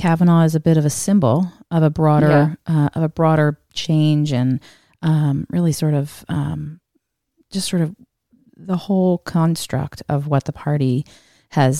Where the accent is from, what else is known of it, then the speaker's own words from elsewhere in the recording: New Jersey, United States; I'm a Republican from New Jersey